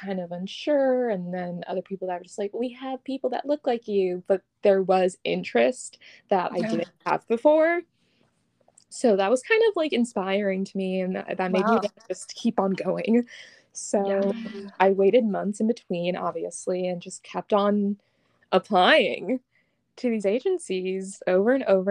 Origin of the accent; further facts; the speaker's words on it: New York, United States; moved away; I was originally from New York